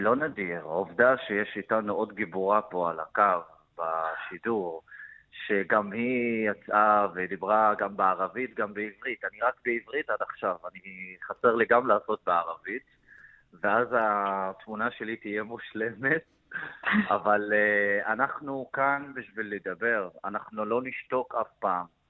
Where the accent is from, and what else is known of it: Israel